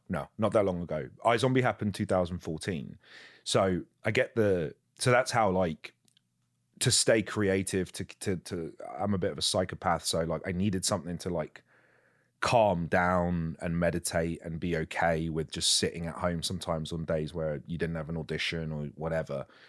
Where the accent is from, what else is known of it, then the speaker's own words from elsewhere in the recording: England, United Kingdom; I'm English